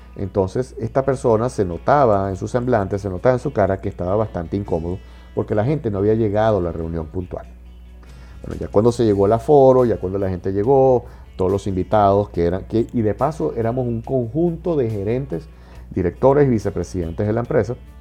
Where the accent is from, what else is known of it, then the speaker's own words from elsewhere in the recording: Venezuela; En Venezuela, en mi país